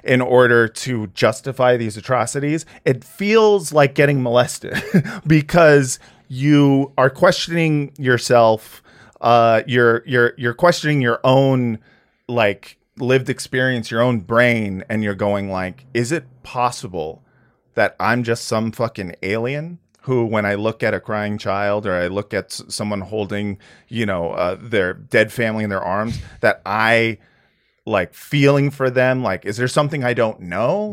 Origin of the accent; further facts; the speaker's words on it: United States; as an American person who is essentially a white guy